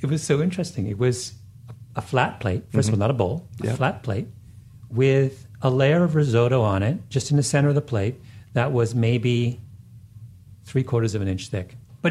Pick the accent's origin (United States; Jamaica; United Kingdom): Jamaica; No, not that far. I'm a Jamaican.